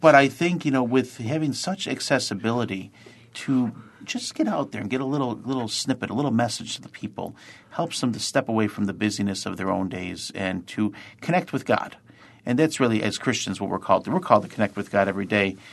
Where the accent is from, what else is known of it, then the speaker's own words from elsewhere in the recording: Lackawanna, New York, United States; I'm a, a native of Lackawanna, New York, or as sometimes we say, sunny L